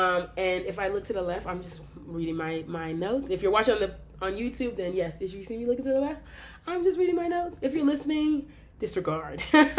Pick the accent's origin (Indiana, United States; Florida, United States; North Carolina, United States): Indiana, United States; moved away as an adult; also born or lived in New York; I did live there. I did enjoy it. It was mad expensive. I am from Indiana, which is one of the cheapest states to live in.